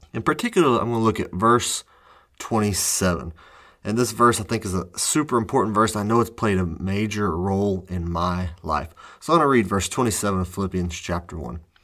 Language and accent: English; United States; I am from the United States